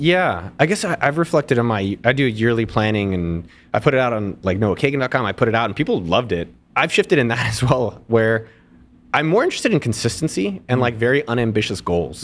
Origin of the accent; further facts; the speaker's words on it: Silicon Valley, California, United States; I grew up in Silicon Valley.